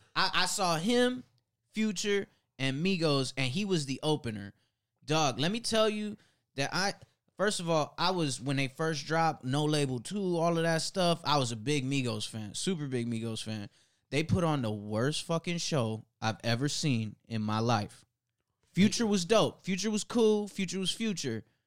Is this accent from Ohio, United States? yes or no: yes; Cleveland, Ohio, United States; I'm from Cleveland